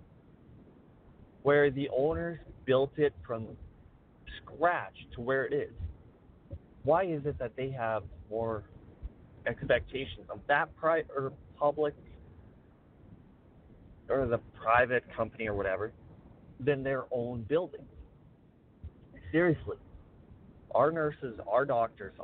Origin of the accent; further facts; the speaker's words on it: Weyburn, Saskatchewan, Canada; my hometown